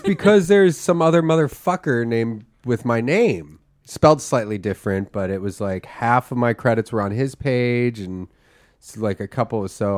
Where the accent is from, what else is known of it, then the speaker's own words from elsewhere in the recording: Philadelphia, Pennsylvania, United States; moved away; also born or lived in Austin, Texas; I grew up in Philly